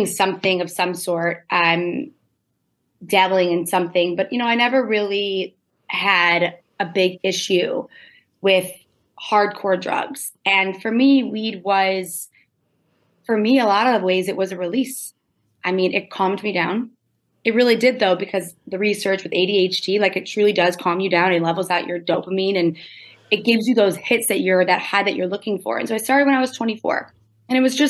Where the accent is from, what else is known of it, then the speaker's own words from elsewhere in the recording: suburbs of Detroit, Michigan, United States; I grew up in Michigan. I say I grew up in Detroit, but I grew up in the suburbs of Detroit